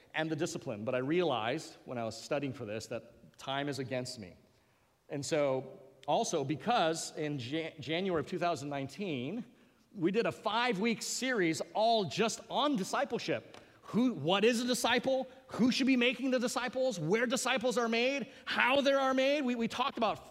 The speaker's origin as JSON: {"language": "English", "region": "Hawaii", "country": "United States", "accent": "Pidgin", "said": "I come from Hawaii, so I'm going to go into a little pigeon here"}